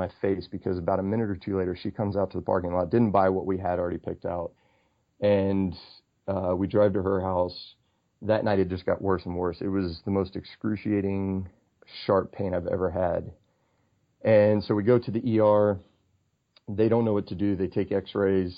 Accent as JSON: {"language": "English", "country": "Australia", "tie": "born or raised there", "also_born_or_lived": "Houston / Cincinnati / Wyoming", "moved": "yes", "said": "I spent 8 years growing up in Australia"}